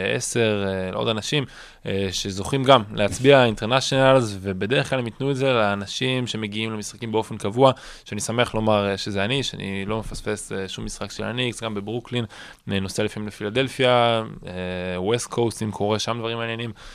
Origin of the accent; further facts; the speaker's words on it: Israel; אנחנו ישראלים